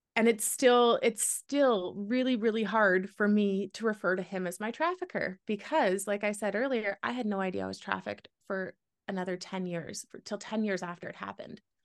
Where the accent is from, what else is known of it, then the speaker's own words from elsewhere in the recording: Canada; moved away as an adult; also born or lived in Wyoming; I'm Canadian